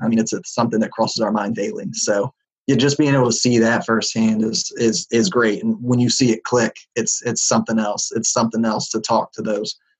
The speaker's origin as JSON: {"language": "English", "region": "West Virginia", "country": "United States", "said": "I'm from West Virginia, which is a pretty poor state out uh, here on the East Coast"}